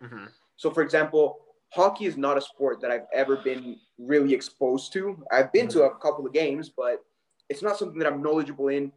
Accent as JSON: {"language": "English", "country": "El Salvador", "moved": "yes", "said": "I'm originally from El Salvador"}